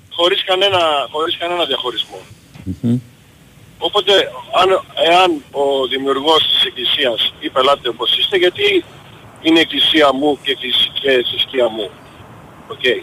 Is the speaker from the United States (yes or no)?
yes; Chicago, Illinois, United States; επειδή {S10} είμαι από το Σικάγο, στην Αμερική τα ομόφυλα πατρε, ε, ζευγάρια παντρεύονται